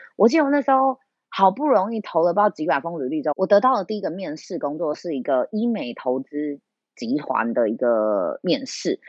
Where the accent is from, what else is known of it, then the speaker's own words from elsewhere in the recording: Taiwan; also born or lived in Beijing; 我们台湾人